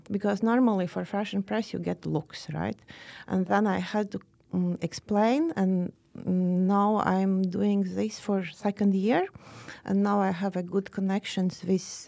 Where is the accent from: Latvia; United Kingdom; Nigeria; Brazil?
Latvia; Riga; now in Oslo, Norway; I am from Riga